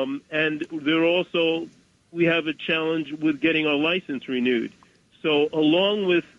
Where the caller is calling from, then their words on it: Bronx, New York, United States; Bronx, New York.